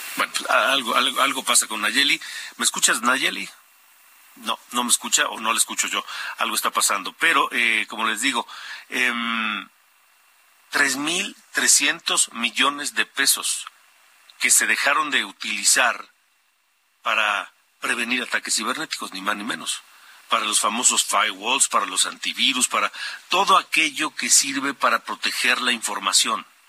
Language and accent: Spanish; Mexico; como los mexicanos